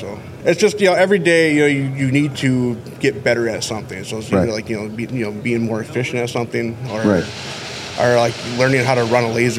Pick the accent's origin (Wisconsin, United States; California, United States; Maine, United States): Wisconsin, United States; Westview; I'm from a town of 2,000 people called Westview, Wisconsin.